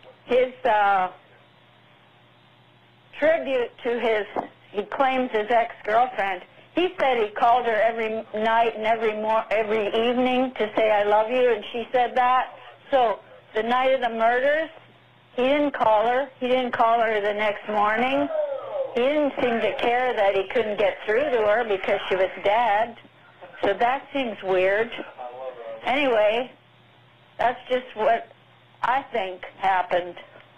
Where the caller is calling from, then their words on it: Mississippi, United States; I'm calling from Mississippi. I'm a grandmother.